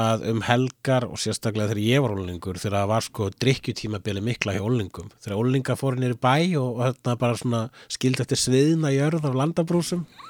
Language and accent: Icelandic; Reykjavík, Capital Region, Iceland; born or raised there; also born or lived in Svarfaðardalur, North Iceland / Sweden / Amsterdam, Netherlands